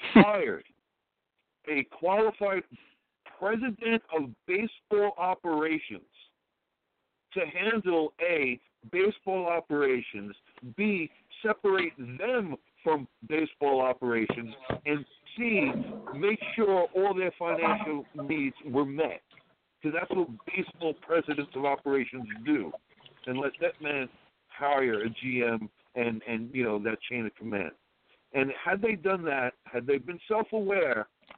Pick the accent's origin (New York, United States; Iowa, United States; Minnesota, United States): New York, United States; New York City; I'm from Brooklyn. He went to high school in my neighborhood